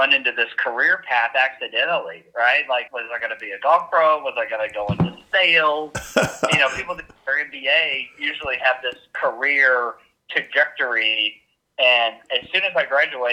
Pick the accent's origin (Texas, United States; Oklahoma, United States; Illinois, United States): Oklahoma, United States; I'm from Oklahoma